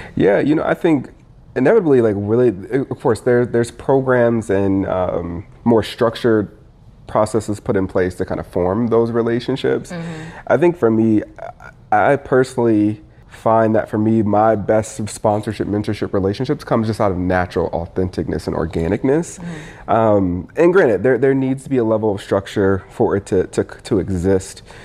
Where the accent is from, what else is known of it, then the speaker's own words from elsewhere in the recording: Indiana, United States; moved away; also born or lived in Michigan / Minneapolis; I was raised in Indiana